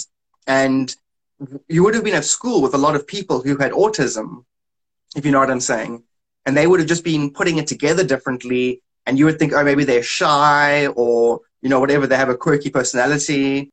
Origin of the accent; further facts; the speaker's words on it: South Africa; I'm from South Africa